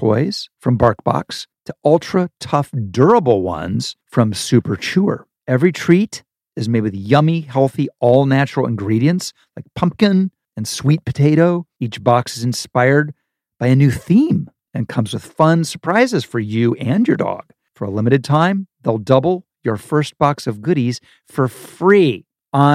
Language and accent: English; Ohio, United States; moved away; The block I grew up in Ohio